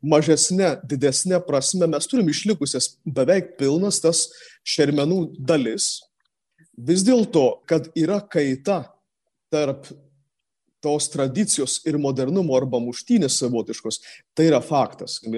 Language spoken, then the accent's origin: Lithuanian; Samogitia, Lithuania; Netgi mes žemaičiai